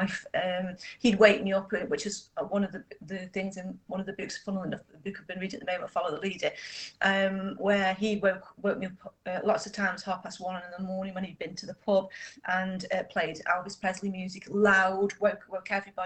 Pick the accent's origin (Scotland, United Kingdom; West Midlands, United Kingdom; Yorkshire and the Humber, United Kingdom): West Midlands, United Kingdom; Stoke-on-Trent; being born and bred in Stoke